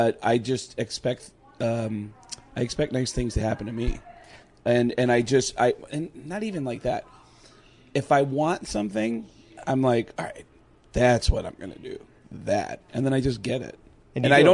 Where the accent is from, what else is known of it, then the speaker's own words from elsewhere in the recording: Arizona, United States; who I grew up with here in Arizona